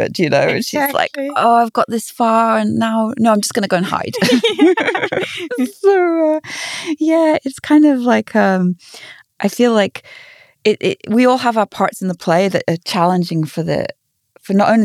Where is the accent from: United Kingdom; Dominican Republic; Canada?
United Kingdom; England; being English